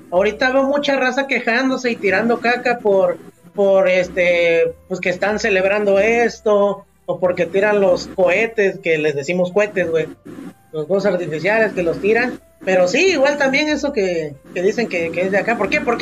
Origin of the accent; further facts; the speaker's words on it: Mexico; es parte de esta identidad como mexicana y todo ese, este rollo.